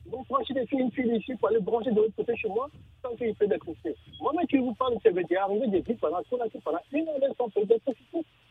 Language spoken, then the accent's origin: French; Guinea; je suis Guinéen, je vis en Guinée